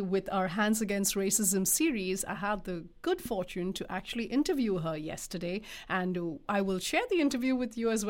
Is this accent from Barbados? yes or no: no; India; now in Canada; South Asians, when we come from India, we not only bring in our culture, we not only bring in our food, but we also bring in this baggage of casteism.